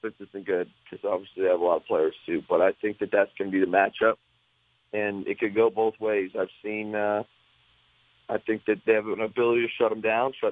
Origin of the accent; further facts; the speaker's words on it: LaSalle, Ontario, Canada; moved away; I went back home to Windsor LaSalle